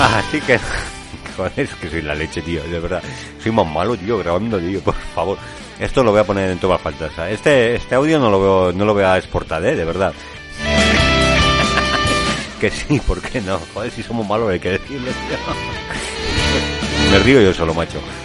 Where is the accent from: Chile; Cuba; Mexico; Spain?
Spain; La Rioja; nosotros somos de La Rioja